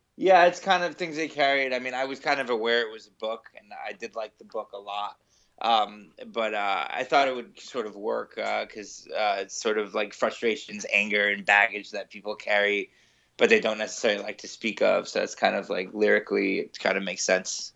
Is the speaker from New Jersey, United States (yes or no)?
yes; New Jersey, United States; moved away as an adult; now in New York City, United States; I'm originally from New Jersey. I moved to New York when I was eighteen